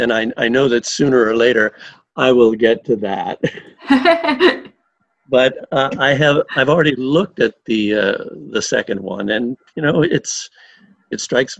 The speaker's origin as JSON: {"language": "English", "country": "United States", "tie": "born or raised there", "said": "Even though I grew up in the United States"}